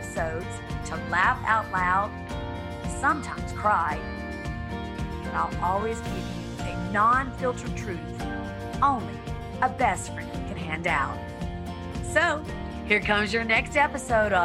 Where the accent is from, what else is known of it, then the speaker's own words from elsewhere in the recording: the South, United States; moved away; also born or lived in Hollywood Hills; growing up in the South